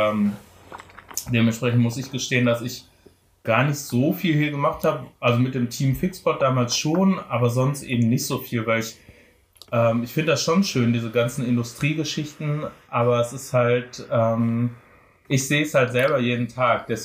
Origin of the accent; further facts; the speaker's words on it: Frankfurt am Main, Hesse, Germany; also born or lived in Dortmund / Bochum; und dann sind wir nach Frankfurt am Main gezogen. Oh. Und dort bin ich tatsächlich aufgewachsen.